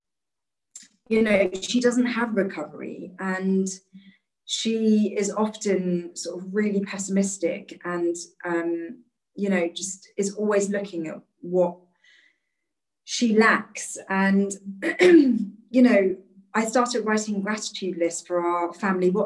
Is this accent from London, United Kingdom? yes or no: yes; London, United Kingdom; I was born in London, raised in London.